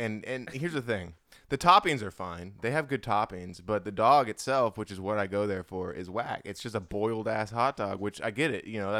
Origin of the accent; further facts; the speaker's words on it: Big Island, Hawaii, United States; moved away as an adult; also born or lived in Michigan / Koreatown, Los Angeles; now in Long Beach, United States; growing up in Hawaii